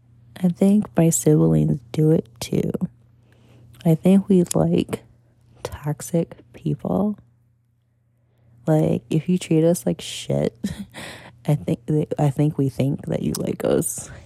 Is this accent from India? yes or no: no; Puerto Rico; Black. I'm Puerto Rican. Black and Puerto Rican.